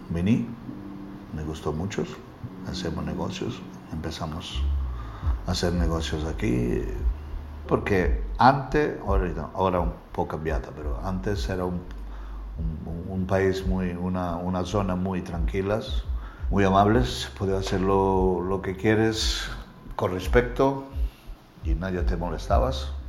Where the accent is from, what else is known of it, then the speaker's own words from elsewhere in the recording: Calabria, Italy; Spanish is a second language; moved away as an adult; also born or lived in Estepona, Spain; now in Marbella, Spain; Yo soy italiano de Calabria. Calabria al sur de Italia.